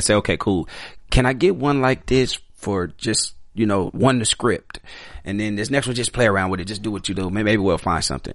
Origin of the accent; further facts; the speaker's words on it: Chicago, Illinois, United States; I'm from Chicago, so I grew up in an all black neighborhood